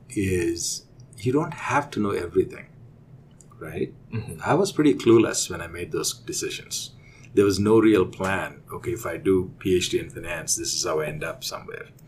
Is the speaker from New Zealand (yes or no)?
no; India; moved away as an adult; now in United States; we'll we'll go back from the uh, time I was growing up in India. Um, I did my undergrad in India, in uh, believe it or not, in agriculture. So when I finished my undergrad, I really wanted to come to the U.S.